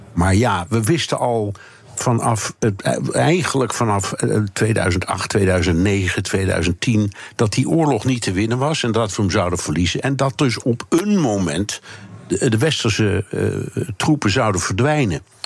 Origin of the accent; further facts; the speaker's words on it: Netherlands; wij als Nederlanders